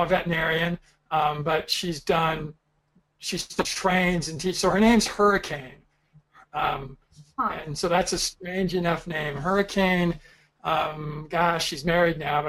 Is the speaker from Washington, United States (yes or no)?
no; Southern California, United States; moved away as an adult; I grew up in Southern California